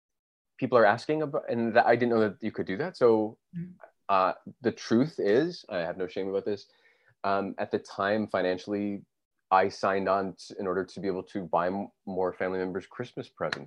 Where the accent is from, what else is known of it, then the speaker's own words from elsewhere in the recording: Fairbanks, Alaska, United States; moved away as an adult; Born and raised in Fairbanks, Alaska.